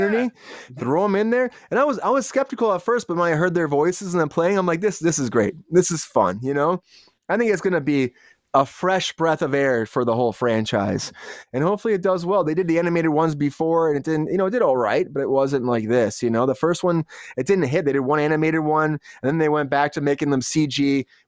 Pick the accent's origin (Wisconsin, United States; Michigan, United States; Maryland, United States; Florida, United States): Michigan, United States; I know we're all here from Michigan.